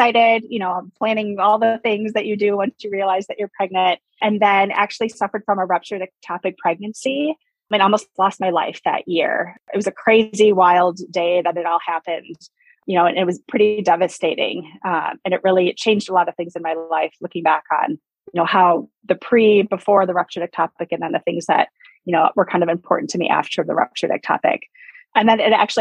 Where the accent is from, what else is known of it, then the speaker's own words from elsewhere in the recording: Wisconsin, United States; now in Arizona, United States; I was actually born and raised in Wisconsin. I live in Arizona right now.